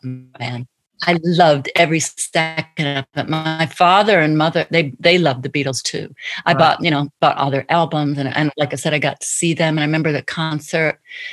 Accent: Detroit, Michigan, United States; I grew up in Motown in Detroit

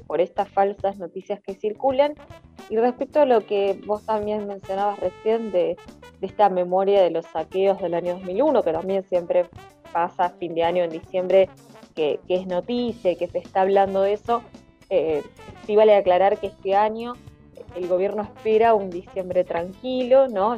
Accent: Argentina; como argentinos y argentinas

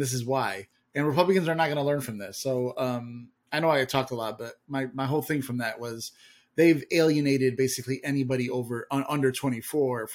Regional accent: Illinois, United States; we grew up in Illinois with Barack

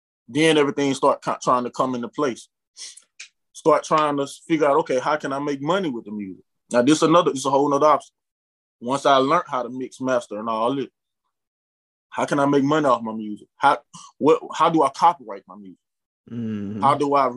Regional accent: Prichard, Alabama, United States; also born or lived in Mobile, Alabama; I'm from Pritchard, Alabama. You know, so most of the people I know, we came from the mud

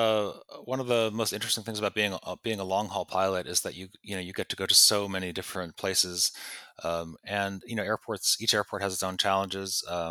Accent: East Coast, United States; such a imaginatively powerful place to a kid growing up on the East Coast. You know, my parents had never been to California. I didn't go until I was an adult.

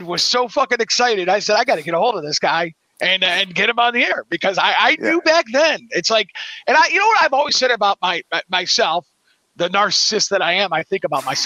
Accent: Cleveland, Ohio, United States; I grew up in Cleveland, Ohio

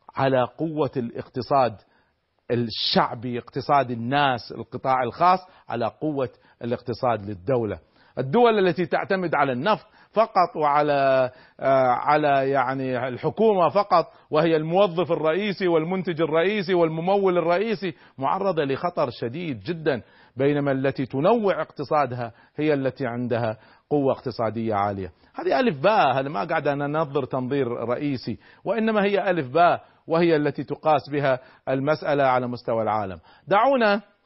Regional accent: Kuwait; نحن عندنا في الكويت

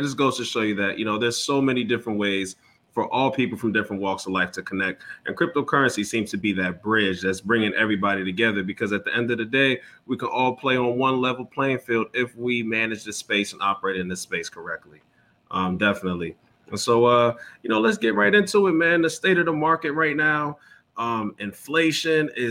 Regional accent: New York, United States; I'm from New York

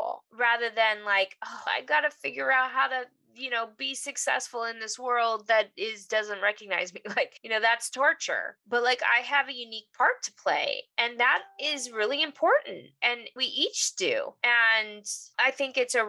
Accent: Los Angeles, California, United States; I grew up in the San Fernando Valley

